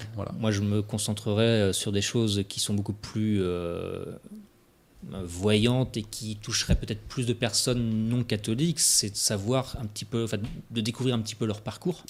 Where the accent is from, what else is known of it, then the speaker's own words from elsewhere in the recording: Brittany, France; en tant que Breton